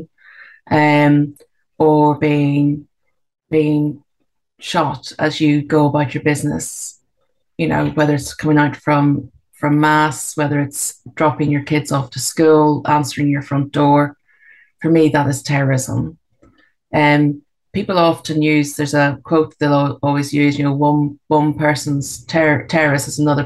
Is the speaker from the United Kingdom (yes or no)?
yes; Belfast, Northern Ireland, United Kingdom; I was born in Belfast in 1969 and grew up during the Troubles.